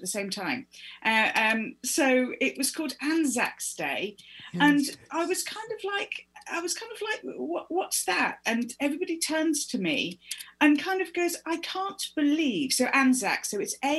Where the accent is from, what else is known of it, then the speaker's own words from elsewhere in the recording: United Kingdom; I was not taught about this at school. I'm British